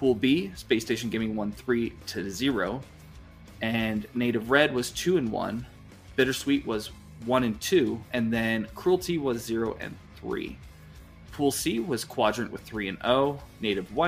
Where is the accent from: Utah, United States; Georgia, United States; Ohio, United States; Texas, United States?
Utah, United States; Utah, my home state